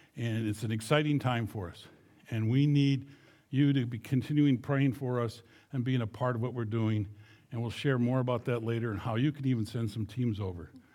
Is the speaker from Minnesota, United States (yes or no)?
yes; Fairmont, Minnesota, United States; now in Munich, Germany; I was born and raised in Fairmont, Minnesota